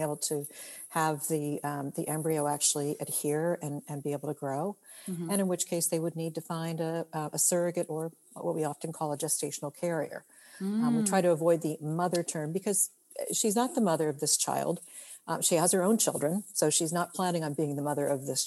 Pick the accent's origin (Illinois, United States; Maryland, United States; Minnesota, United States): Maryland, United States; moved away as an adult; now in California, United States; I'm originally from Maryland. I grew up back east